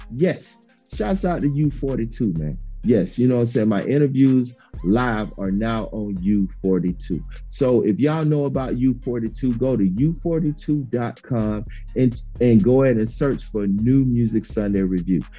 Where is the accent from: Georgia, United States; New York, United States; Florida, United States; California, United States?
Georgia, United States; Dublin; my hometown, Dublin, Georgia.